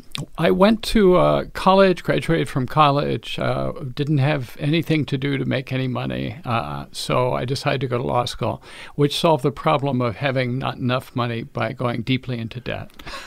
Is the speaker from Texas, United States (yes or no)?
yes; Pecos, Texas, United States; moved away as an adult; also born or lived in San Luis Obispo, California / Massachusetts; I grew up in West Texas, a town called Pecos, but I was born in San Luis Obispo, California.